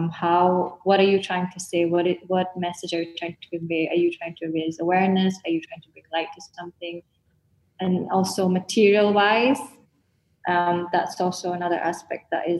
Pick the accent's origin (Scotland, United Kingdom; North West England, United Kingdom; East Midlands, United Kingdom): Scotland, United Kingdom; also born or lived in Kuching, Sarawak, Malaysia; I was raised in Scotland